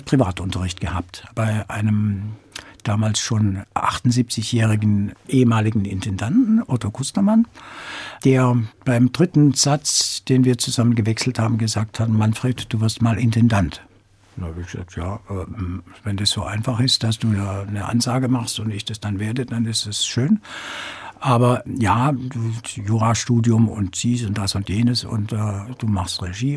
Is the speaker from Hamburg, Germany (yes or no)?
no; Böblingen, Baden-Württemberg, Germany; also born or lived in Black Forest; in meiner Geburtsstadt Böblingen